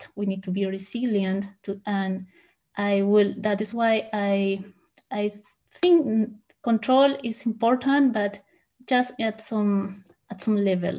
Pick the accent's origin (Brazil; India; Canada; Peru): Peru; English is a second language; moved away as an adult; also born or lived in Huancayo, Peru / Lima, Peru; now in Germany; I was born in Huancayo. It is a small city in the mountains in Peru, but I moved to Lima, the capital, with my parents and my sisters